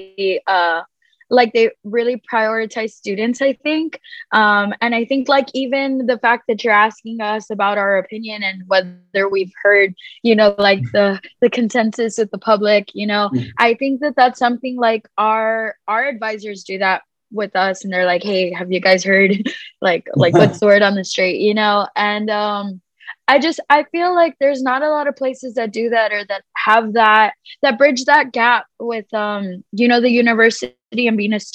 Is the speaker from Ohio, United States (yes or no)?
no; Edinburg, Texas, United States; I am from Edinburgh